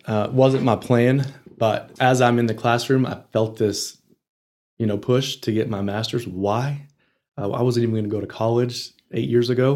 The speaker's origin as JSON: {"language": "English", "town": "Dalhart", "region": "Texas", "country": "United States", "tie": "born or raised there", "also_born_or_lived": "Lubbock, Texas", "said": "I was raised in Dalhart. I, I was born in Lubbock"}